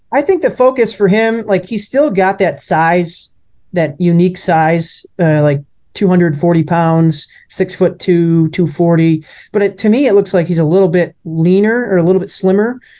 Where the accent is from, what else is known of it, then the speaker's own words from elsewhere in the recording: Milwaukee, Wisconsin, United States; I grew up in Milwaukee